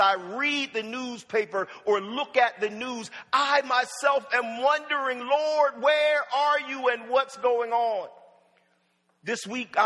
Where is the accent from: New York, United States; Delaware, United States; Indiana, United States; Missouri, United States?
Delaware, United States; Wilmington; born or raised there; also born or lived in Norfolk, Virginia